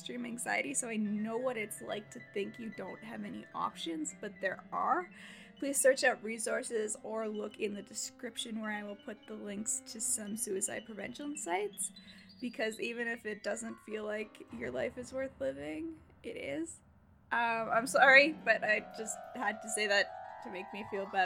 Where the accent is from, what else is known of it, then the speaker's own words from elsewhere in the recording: Canada; I'm Canadian, so we do kilometers.